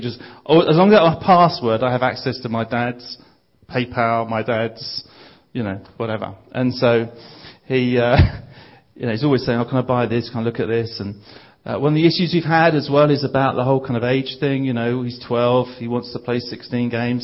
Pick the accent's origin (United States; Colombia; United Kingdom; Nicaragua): United Kingdom; Bromley, London; I'm from a place called Bromley, which is uh, southeast London.